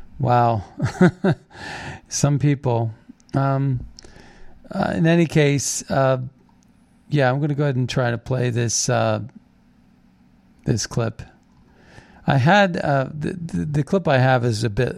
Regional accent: Steubenville, Ohio, United States; I grew up in Steubenville, Ohio, so I know the area a little bit.

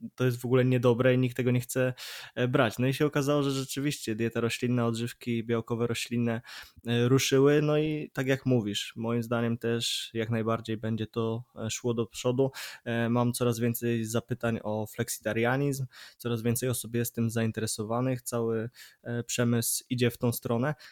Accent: Poznań, Greater Poland, Poland; jestem z Poznania

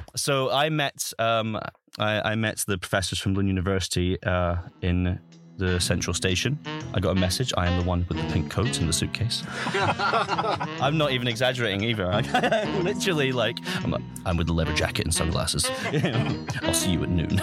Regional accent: Highlands of Scotland, United Kingdom; moved away; I'm originally from, born and bred in the Highlands of Scotland. Um, and I grew up in Scotland

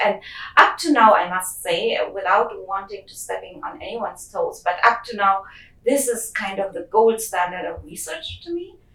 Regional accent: Germany; moved away; I grew up in Germany

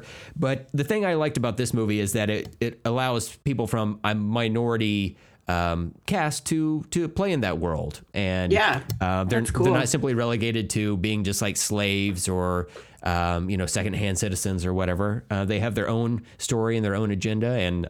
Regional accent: Oklahoma, United States; I grew up here in Oklahoma

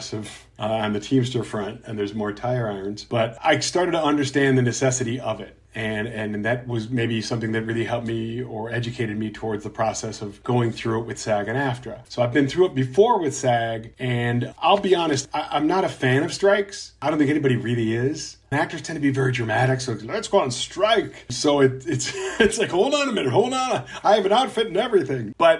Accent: Chicago, Illinois, United States; also born or lived in Milwaukee, Wisconsin; now in Los Angeles, United States; I grew up in Chicago, Illinois

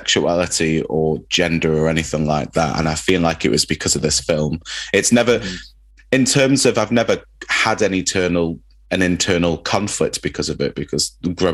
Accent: Manchester, North West England, United Kingdom; where I grew up in Manchester in Openshaw

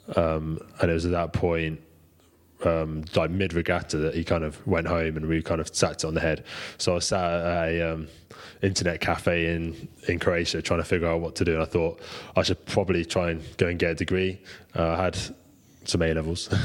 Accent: United Kingdom; being British, we've obviously got pretty strong heritage in it

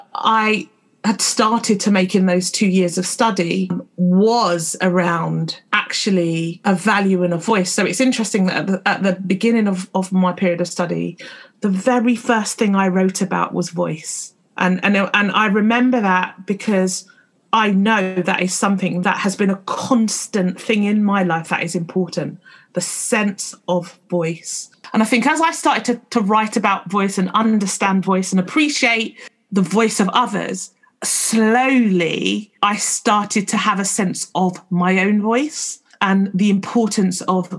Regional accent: London, United Kingdom; I've spent most of my life, particularly growing up in London

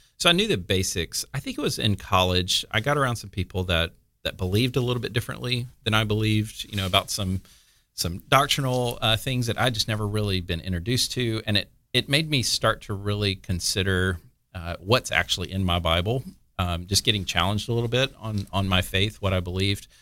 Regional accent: Mobile, Alabama, United States; moved away as an adult; also born or lived in California; now in Florida, United States; I lived a couple places, actually, in, in Alabama, um, and then graduated high school in Ala-, in Mobile, went to college, uh, in Mobile

